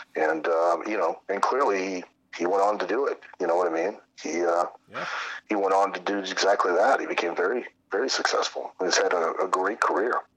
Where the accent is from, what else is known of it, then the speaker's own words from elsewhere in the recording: Lima, Ohio, United States; I grew up in Lima, which was probably about three, three and a half hours uh, north, about west of you guys, um, in north. So just south of Toledo, north of Dayton